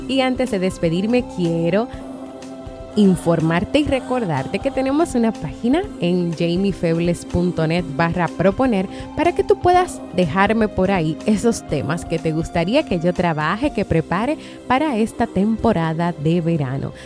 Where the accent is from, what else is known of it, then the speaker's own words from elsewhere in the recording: Dominican Republic; aquí en mi país, República Dominicana